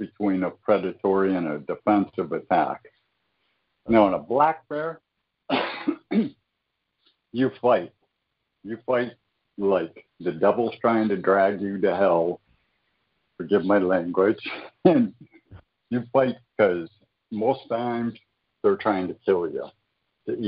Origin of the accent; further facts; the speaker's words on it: Michigan, United States; moved away; I was originally from Michigan